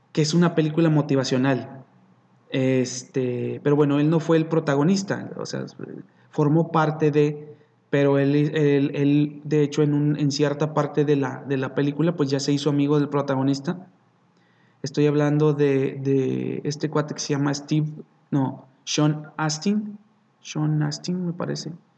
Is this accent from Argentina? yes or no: no; Mexico; nosotros como mexicanos